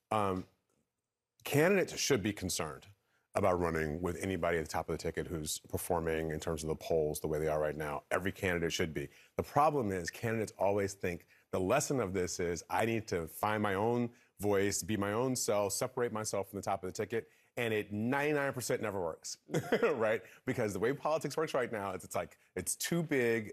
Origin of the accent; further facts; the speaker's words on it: Michigan, United States; I'm from Michigan.